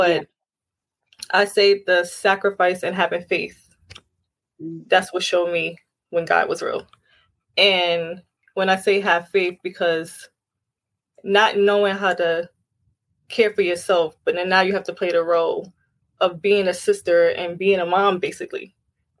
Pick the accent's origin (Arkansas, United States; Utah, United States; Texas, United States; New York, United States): New York, United States; New York City; now in Long Island, United States; I'm originally from Brooklyn, New York